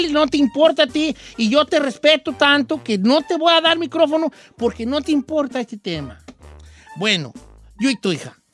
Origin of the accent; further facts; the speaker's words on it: Mexico; Como verdaderos aficionados al boxeo y como mexicanos deberíamos, estar deberíamos sentirnos orgullosos